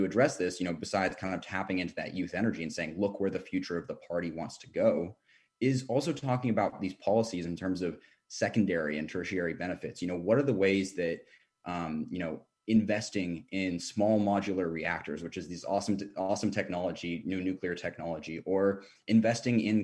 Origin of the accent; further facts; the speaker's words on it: Seattle, Washington, United States; now in Washington, D.C., United States; I grew up in Seattle. I'm the son of hippies who's now a conservative